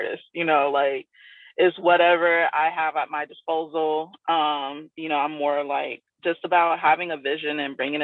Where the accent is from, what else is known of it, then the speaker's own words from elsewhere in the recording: South Florida, United States; also born or lived in Tampa; when I moved from South Florida, where I grew up, to Tampa, which is more like Central Florida